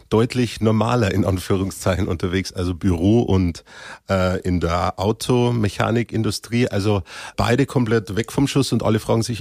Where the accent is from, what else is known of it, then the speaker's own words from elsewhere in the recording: Cham, Bavaria, Germany; born there; Äh, aber ich bin in Kam selber äh, geboren, ja.